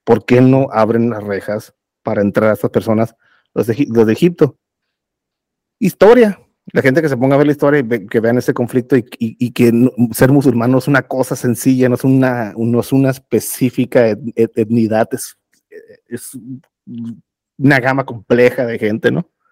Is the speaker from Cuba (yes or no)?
no; Mexico; soy mexicano